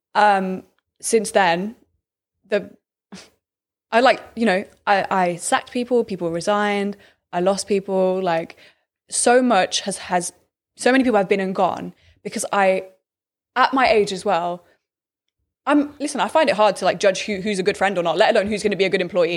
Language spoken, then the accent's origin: English; Birmingham, West Midlands, United Kingdom; I'm from Birmingham.